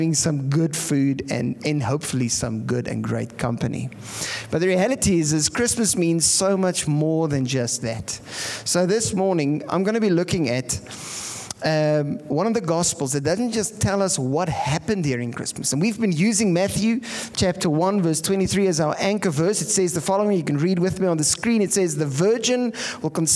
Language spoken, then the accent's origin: English; Pretoria, Gauteng, South Africa; now in Bloemfontein, South Africa; I come from Pretoria.